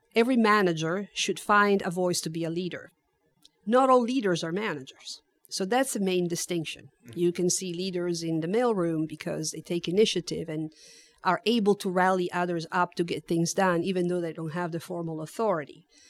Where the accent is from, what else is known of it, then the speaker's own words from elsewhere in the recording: Turin, Piedmont, Italy; also born or lived in Netherlands; now in San Antonio, United States; I was born and raised in Italy, I lived in the Netherlands for a few years as a military dependent